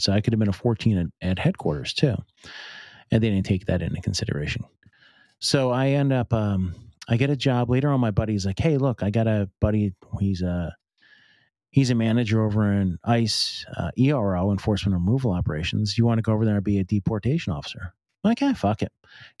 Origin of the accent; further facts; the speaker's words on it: Boonton, New Jersey, United States; born there; But I was born in Booton, New Jersey, which is over it's down by Jersey City a little bit.